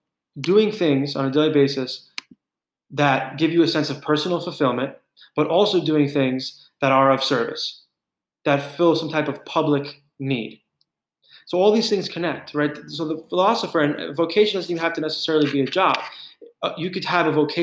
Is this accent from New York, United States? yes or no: yes; New York, United States; as a New Yorker my whole life